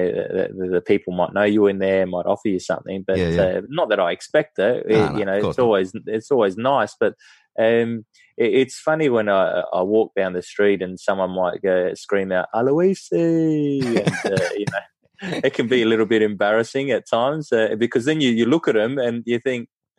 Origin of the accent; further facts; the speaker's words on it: Australia; being Australian